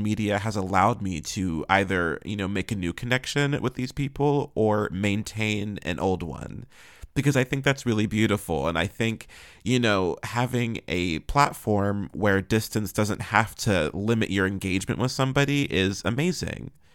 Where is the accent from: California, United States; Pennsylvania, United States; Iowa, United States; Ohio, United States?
Pennsylvania, United States; Pittsburgh; moved away; I'm originally from Pittsburgh